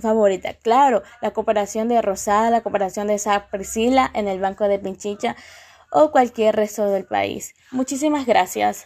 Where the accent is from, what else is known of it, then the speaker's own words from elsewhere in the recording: Ecuador; somos ecuatorianos